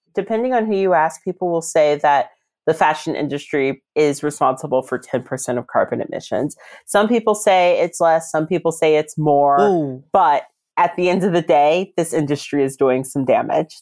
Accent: Reston, Virginia, United States; I volunteered in a charity shop near my hometown in Reston.

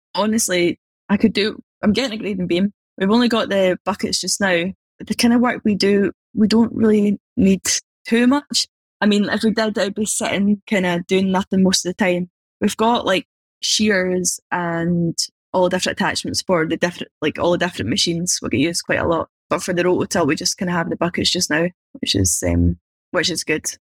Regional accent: Scotland, United Kingdom; I'm just from Scotland, it's pretty small.

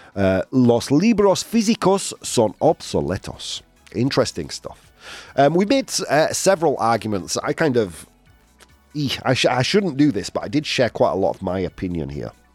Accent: England, United Kingdom; moved away; my hometown

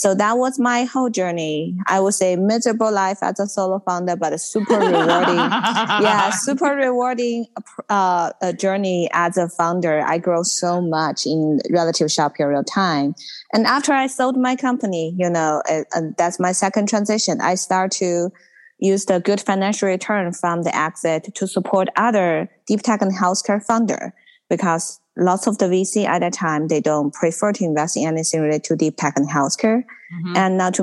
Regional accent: Inner Mongolia, China; moved away as an adult; now in Silicon Valley, United States; I'm actually originally from Inner Mongolian

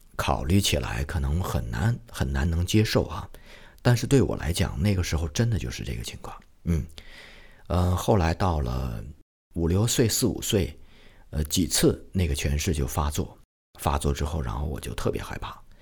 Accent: Shenyang, Liaoning, China; 我的家乡啊，沈阳

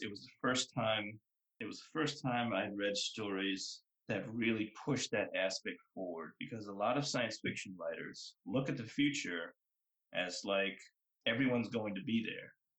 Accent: Boston, Massachusetts, United States; the neighborhood I grew up in Boston is called Mattapan

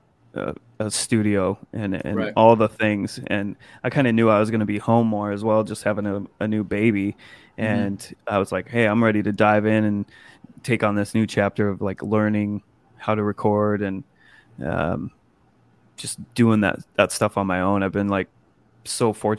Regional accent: Montana, United States; moved away; back home from Montana where I'm from.

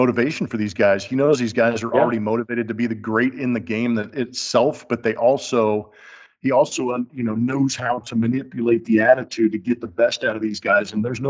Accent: Southern California, United States; This is a guy that I watched growing up in the Southern California area.

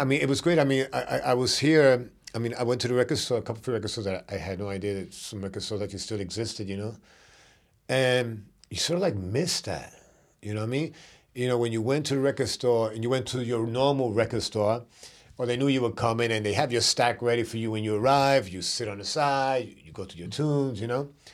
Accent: New York City, New York, United States; I was from Brooklyn

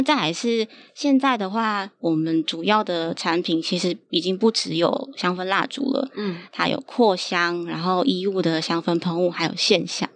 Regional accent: Nantou County, Taiwan; 另外一个其实是我是南投出生的小孩

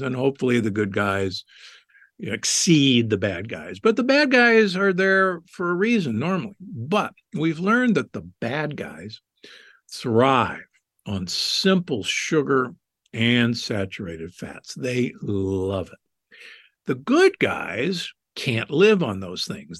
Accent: Omaha, Nebraska, United States; I grew up in Omaha, Nebraska

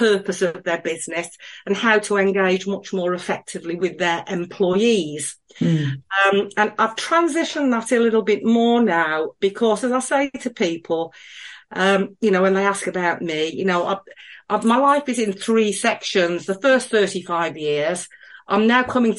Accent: Black Country, West Midlands, United Kingdom; moved away as an adult; now in Cheadle Hulme, United Kingdom; I've lived in the Northwest since 1977, actually, but as you can probably tell from my accent, I hail from the Black Country.

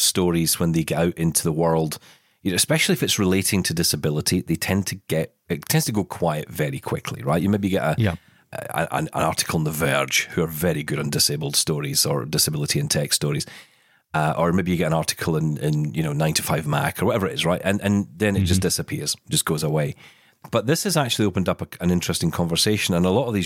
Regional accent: Scotland, United Kingdom; I am Scottish

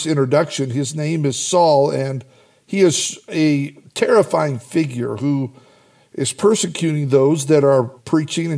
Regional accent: Idaho, United States; I grew up in Idaho in farm country

